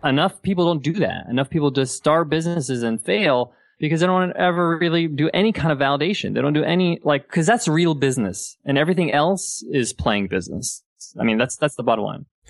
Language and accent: English; United States; moved away as an adult; also born or lived in Dubai; I was born and raised in the States, but my parents are Egyptian.